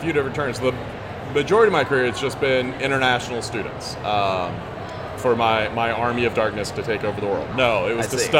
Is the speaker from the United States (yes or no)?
yes; the South, United States; accent: Southern; moved away as an adult; also born or lived in Japan; And because I was from the South, and I got to teach them Southern.